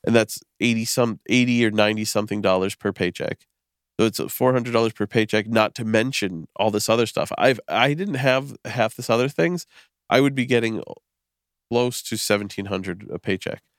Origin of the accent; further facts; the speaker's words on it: Western Massachusetts, United States; I'm from Western Mass